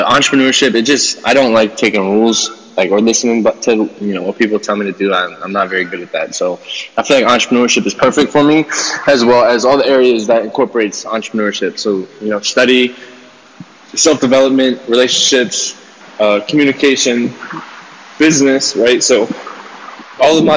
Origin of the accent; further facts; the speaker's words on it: Allentown, Pennsylvania, United States; I'm from Allentown, Pennsylvania.